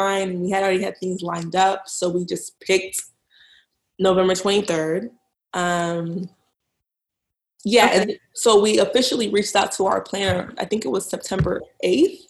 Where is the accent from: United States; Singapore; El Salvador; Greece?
United States; Dallas, Texas; moved away as an adult; now in Boston, United States; I'm from Dallas. I actually live in Boston now